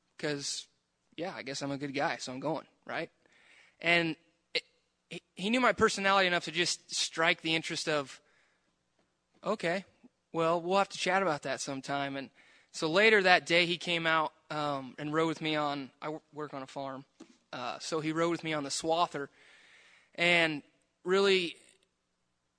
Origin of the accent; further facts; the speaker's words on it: Prineville, Oregon, United States; I grew up in Prineville. My whole life, I was raised in the church.